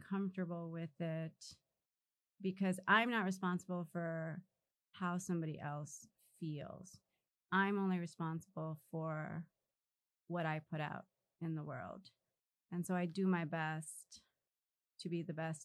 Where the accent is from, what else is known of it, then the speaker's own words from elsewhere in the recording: Los Angeles, California, United States; We grew up in South Central